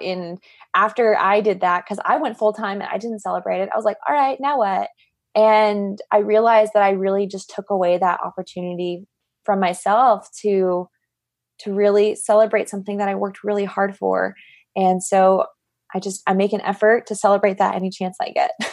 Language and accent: English; Arizona, United States; I'm from Arizona, so that was, that was home.